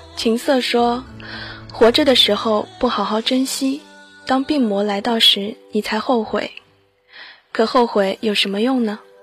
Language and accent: Chinese; China; 我们中国人